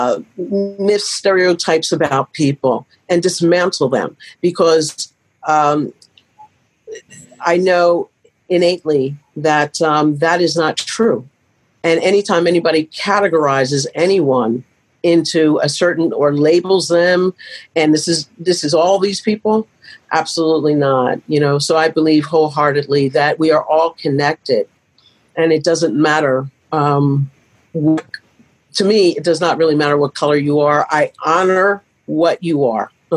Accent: Pennsylvania, United States; moved away as an adult; now in Michigan, United States; I grew up in Pennsylvania

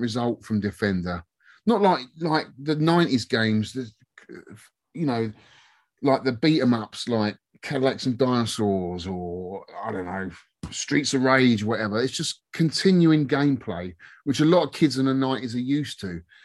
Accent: Twickenham, London, United Kingdom; I'm from Twickenham

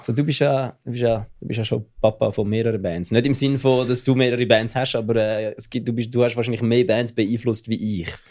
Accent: Switzerland; accent: Swiss German; ich rede Schweizerdeutsch

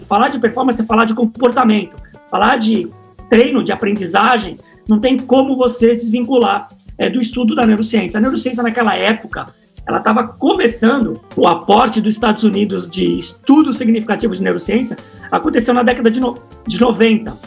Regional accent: Santos, São Paulo, Brazil; moved away as an adult; now in São Paulo, Brazil; a minha história começou em Santos. Eu sou de Santos

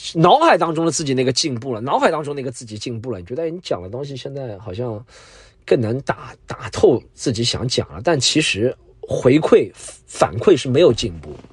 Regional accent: Jiangsu-Zhejiang-Shanghai area, China; 这都是在我家乡附近的江浙沪富庶地区的

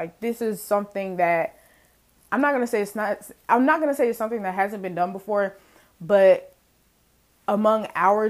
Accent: Mississippi, United States; to chalk it up to, like, oh, she was raised in Mississippi, blah blah blah blah blah.

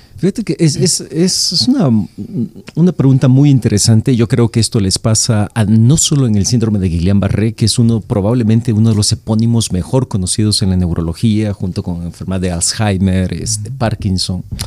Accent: El Salvador; moved away as an adult; now in Mexico; yo nací en El Salvador, ya, hace mucho tiempo. Este, me formé en la carrera de, de, medicina, hice medicina interna en El Salvador

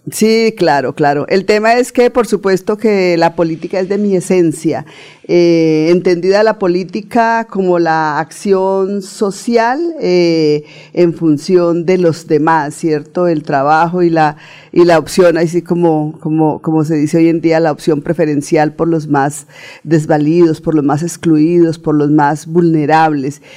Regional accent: Puente Nacional, Santander, Colombia; soy santandereana, santandereana de pura cepa, nacida en Puente Nacional en la provincia de Vélez

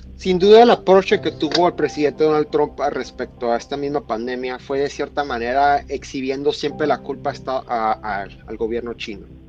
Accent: Mexico; como mexicano

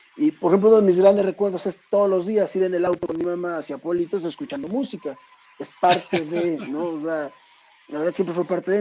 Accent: Mexico City, Mexico; also born or lived in Michoacán; somos de ahí del nororiente de la ciudad, eh, cerca de San Juan de Aragón, Eduardo Molina por la Prepa 3, por ahí viví toda mi vida

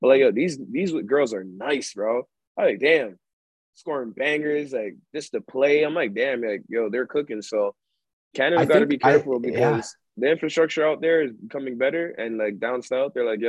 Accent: Ghana; I'm from Ghana, too.

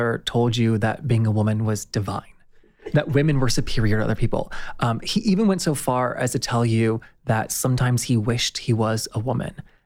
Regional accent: the South, United States; now in Los Angeles, United States; I'm from the South, and like growing up there

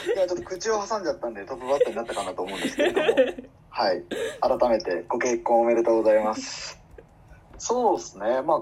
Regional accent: Kansai, Japan; 関西人なので

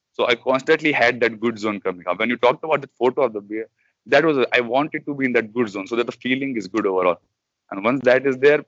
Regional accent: Jammu and Kashmir, India; now in Hyderabad, India; My native is from a very cold place. I come from Jammu Kashmir, so I'm a little used to it

